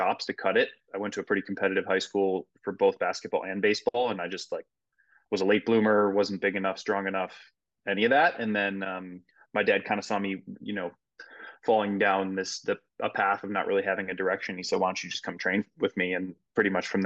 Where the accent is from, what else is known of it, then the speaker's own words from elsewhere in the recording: Midwest, United States; moved away as an adult; also born or lived in Iowa; now in Longmont, United States; I grew up in the Midwest